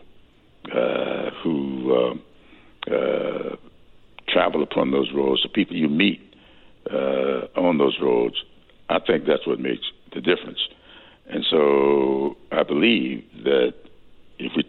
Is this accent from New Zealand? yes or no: no; Sumter, South Carolina, United States; I grew up in Sumter, South Carolina